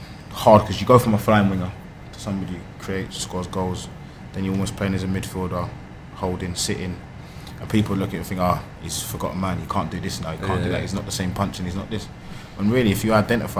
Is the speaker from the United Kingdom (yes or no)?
yes; London, United Kingdom; being at my hometown club. I've sat in those stands before, walked these roads